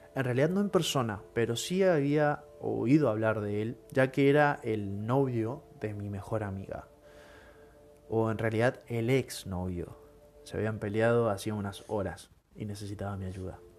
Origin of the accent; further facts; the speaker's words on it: Argentina; te inculcan desde chiquito, si sos argentino